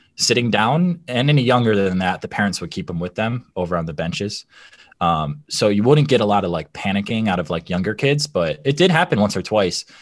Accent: Michigan, United States; we grew up in Michigan, an Italian family

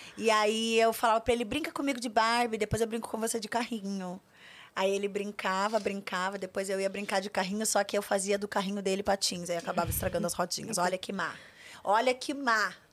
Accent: Curitiba, Paraná, Brazil; moved away as an adult; now in São Paulo, Brazil; Eu sou de Curitiba, é, não é fácil ser mulher preta de Curitiba

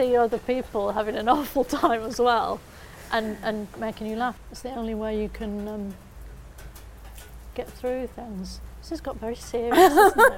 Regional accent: Bolton, North West England, United Kingdom; I'm from Bolton

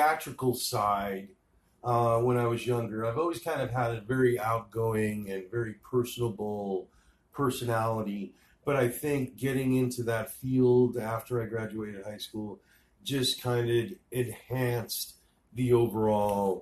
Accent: New York, United States; also born or lived in Los Angeles; now in Phoenix, United States; I was born in New York. I moved out to LA and lived in LA for a while, and then I came here.

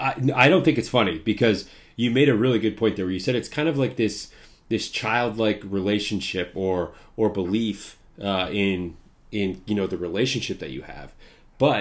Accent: Midwest, United States; You know, I'm in the Midwest. I grew up in the Midwest.

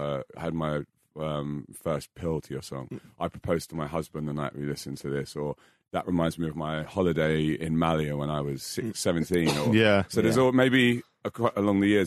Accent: London, United Kingdom; moved away as an adult; now in Australia; I grew up in Fulham, which is not far from Els Court.

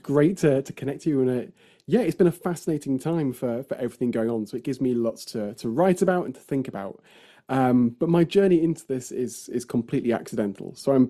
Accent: Yorkshire and the Humber, United Kingdom; I came back home and then realized there was lots missing from my experience growing up in Yorkshire in the north of England

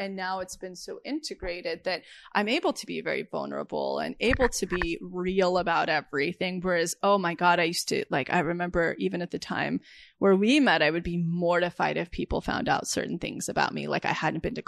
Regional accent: right outside of Yosemite, California, United States; moved away; I grew up right outside of Yosemite on a ranch with my cowboy 18-year-old dad

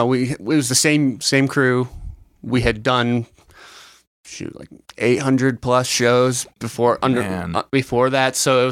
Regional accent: Vermont, United States; moved away as an adult; also born or lived in Boston / New York / Bowie, Maryland; now in Nashville, United States; I'm from Vermont originally.

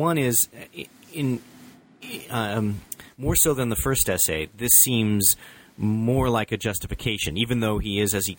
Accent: United States; as an American

